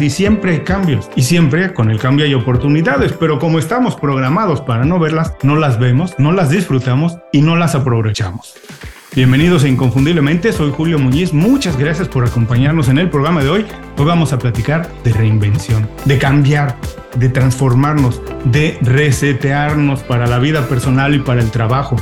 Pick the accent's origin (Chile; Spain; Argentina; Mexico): Mexico; moved away as an adult; also born or lived in California / Mexico City; now in Miami, United States; ahora tengo 18 años viviendo en Miami, los dos somos mexicanos